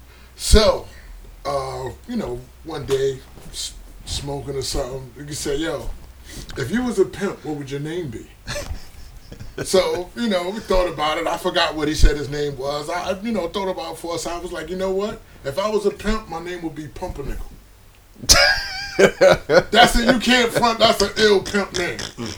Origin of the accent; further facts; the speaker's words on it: Brooklyn, New York, United States; Brooklyn was a very like dangerous time. Very dangerous time. Seeing people, lost a lot of family members to the street.